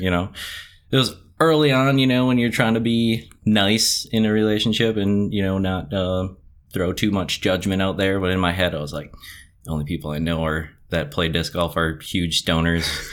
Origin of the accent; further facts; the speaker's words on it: Campbellsport, Wisconsin, United States; moved away as an adult; now in Appleton, United States; originally from Campbellsport, which is, uh, in between um, West Bend and Fond du Lac